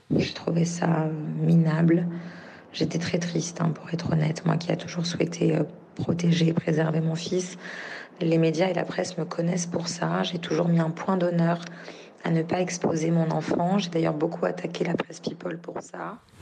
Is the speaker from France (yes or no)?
yes; France; j'ai un enfant qui est français, je suis française